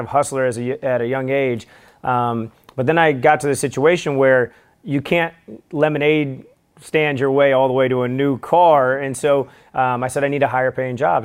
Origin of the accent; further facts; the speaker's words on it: St. Louis, Missouri, United States; I'm from Saint Louis